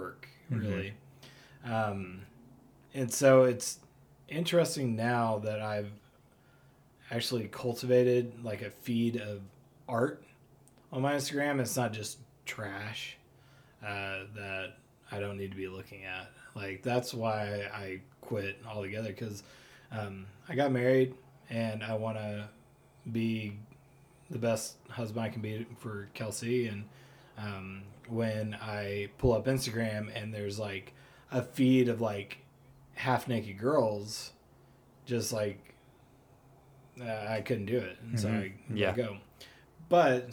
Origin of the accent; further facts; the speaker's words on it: Springdale, Arkansas, United States; also born or lived in Oklahoma City, Oklahoma / Fayetteville, Arkansas; I grew up in Springdale